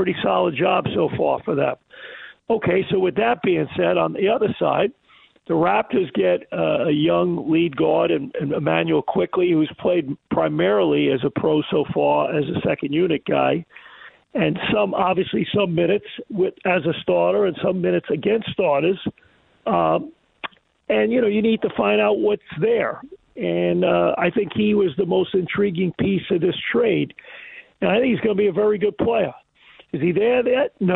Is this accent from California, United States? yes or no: no; New York, United States; moved away; I grew up in New York, so I have a lot of family and friends